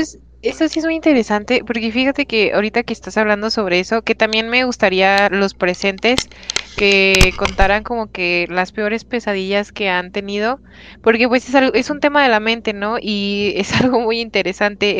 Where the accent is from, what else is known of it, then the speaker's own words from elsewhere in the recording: Mexico; nosotros como mexicanos en especial tenemos esto de la cultura del 2 de noviembre